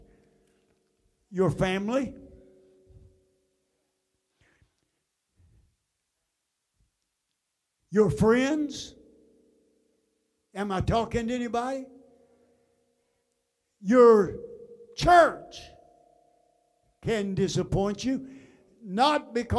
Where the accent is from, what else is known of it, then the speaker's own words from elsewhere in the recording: United States; I am an American